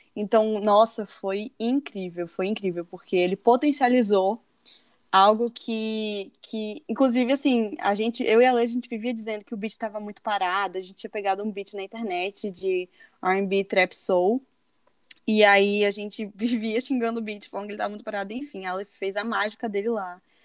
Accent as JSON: {"language": "Portuguese", "town": "Natal", "region": "Rio Grande do Norte", "country": "Brazil", "moved": "as an adult", "said": "eu tinha voltado pra, pra minha cidade, pra Natal"}